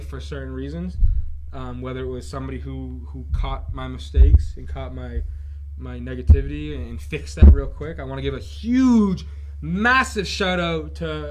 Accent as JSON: {"language": "English", "region": "New Hampshire", "country": "United States", "said": "We're from New Hampshire"}